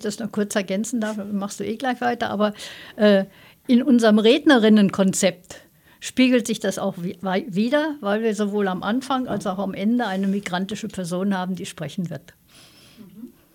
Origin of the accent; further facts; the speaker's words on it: Austria; als Österreicher